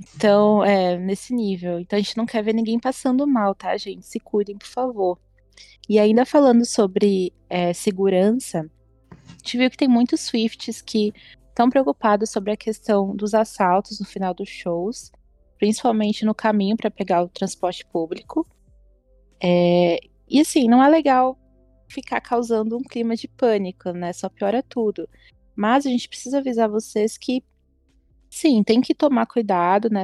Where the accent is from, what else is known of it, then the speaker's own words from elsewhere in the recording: Brazil; a gente é brasileiro